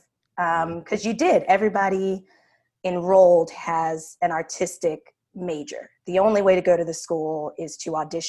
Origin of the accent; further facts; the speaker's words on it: New York City, New York, United States; moved away as an adult; also born or lived in Philadelphia; now in New Orleans, United States; I was born and raised in Hell's Kitchen, Manhattan